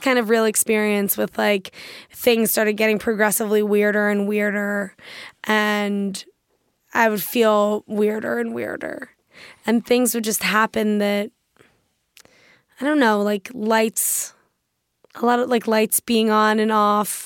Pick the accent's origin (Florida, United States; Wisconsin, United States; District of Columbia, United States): District of Columbia, United States; Washington; I grew up in Washington, D C